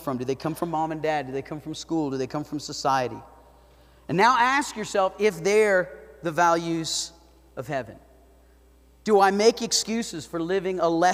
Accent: South Florida, United States; now in Idaho Falls, United States; I grew up in South Florida

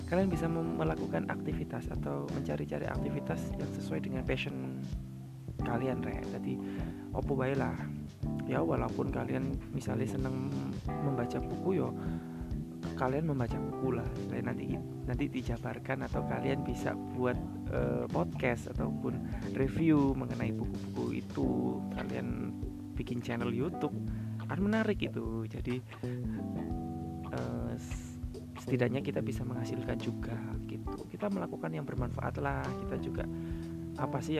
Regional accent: Central Java, Indonesia; now in Sidoarjo, Indonesia; saya kan aslinya Jawa Tengah sedikit curhat nih

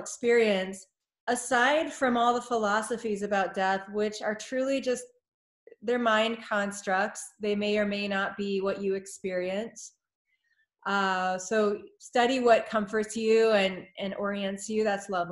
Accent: United States; as an American

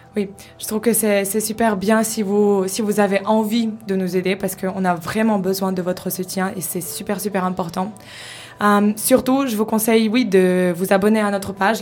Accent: Ukraine; moved away; je viens de l'Ukraine

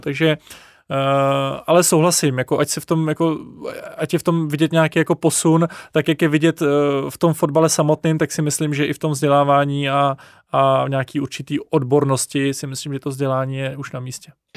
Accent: Czechia; jako Češi

